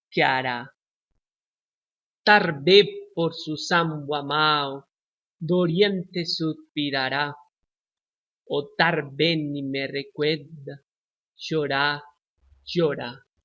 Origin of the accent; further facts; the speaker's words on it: Pereira, Risaralda, Colombia; born there; Portuguese is a second language; moved away; Eu nasci em Pereira, uma cidade mais ou menos pequena, na Colômbia